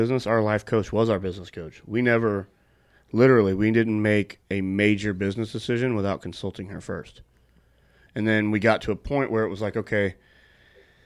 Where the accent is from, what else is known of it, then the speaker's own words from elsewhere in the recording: St. Louis, Missouri, United States; I grew up with them in St. Louis.